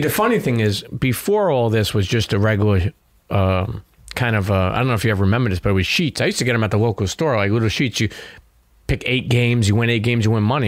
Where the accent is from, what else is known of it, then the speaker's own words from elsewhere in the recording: New York City, New York, United States; I grew up in Brooklyn